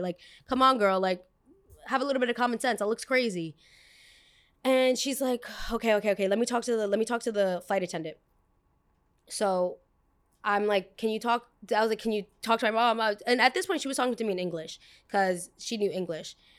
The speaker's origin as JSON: {"language": "English", "town": "New York City", "region": "New York", "country": "United States", "said": "they very much know I'm American"}